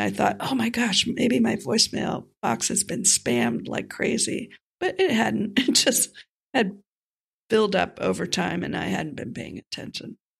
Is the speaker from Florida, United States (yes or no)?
yes; North Miami Beach, Florida, United States; my hometown, North Miami Beach